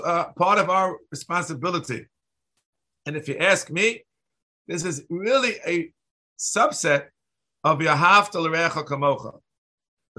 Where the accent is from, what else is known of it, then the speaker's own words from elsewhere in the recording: New York City, New York, United States; I grew up in New York City